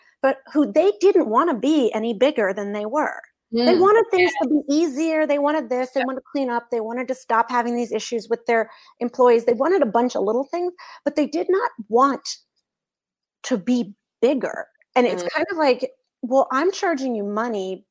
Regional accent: Boston, Massachusetts, United States; I'm from Boston

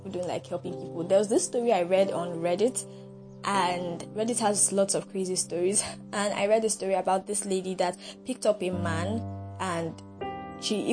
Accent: Nigeria

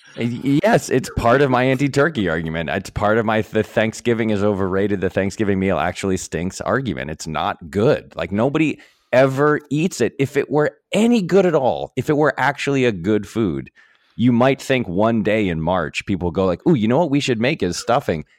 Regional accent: New England, United States; I'm from New England

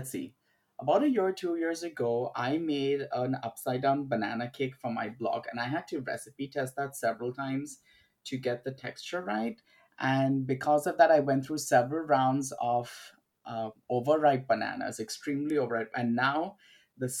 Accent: Mumbai, Maharashtra, India; I was born and brought up in Bombay, India, which is now called Mumbai.

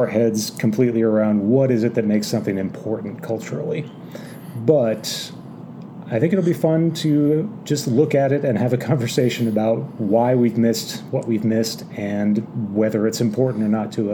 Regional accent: Midwest, United States; I grew up in the Midwest

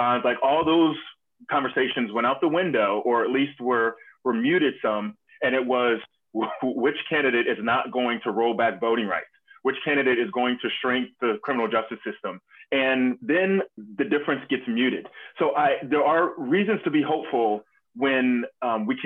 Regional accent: North Carolina, United States; I grew up in North Carolina

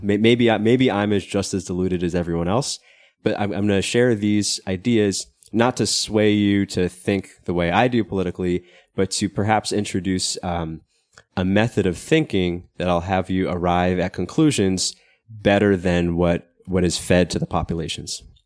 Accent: United States; moved away; I'm American, even though I don't live in America

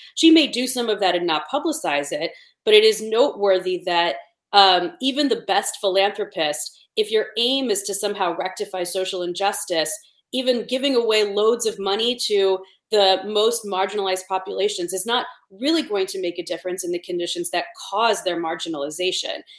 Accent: Cleveland, Ohio, United States; I grew up in Cleveland.

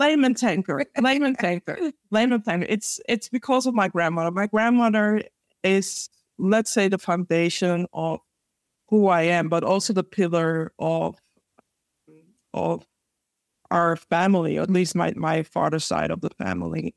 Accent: Amsterdam, North Holland, Netherlands; born and raised in Amsterdam, the Netherlands.

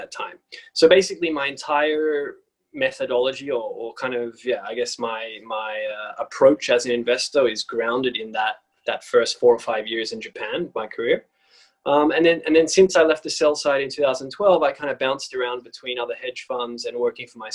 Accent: Sydney, New South Wales, Australia; moved away as an adult; also born or lived in United States; now in London, United Kingdom; I'm Australian. So I am living in London right now, but I actually grew up in Sydney, Australia.

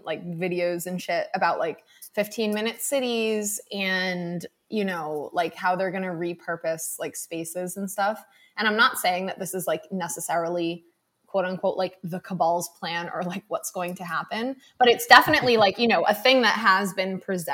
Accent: Massachusetts, United States; I grew up in Massachusetts, like I grew up in like a coastal community

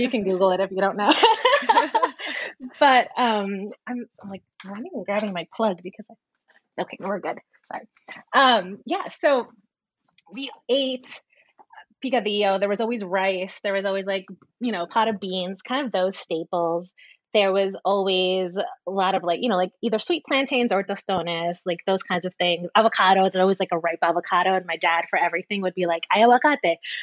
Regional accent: Hasbrouck Heights, New Jersey, United States; also born or lived in New York City; So I grew up in New Jersey in Bergen County in a town called Hasbrook Heights.

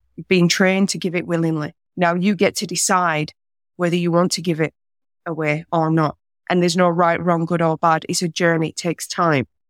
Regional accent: north of England, Yorkshire and the Humber, United Kingdom; moved away as an adult; now in Australia; I'm from England originally. I'm from the north, a place where Yorkshire pudding was invented.

